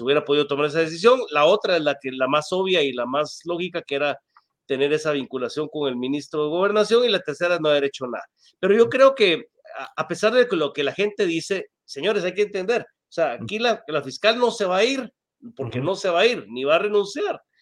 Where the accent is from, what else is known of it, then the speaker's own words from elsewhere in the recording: Guatemala; como guatemaltecos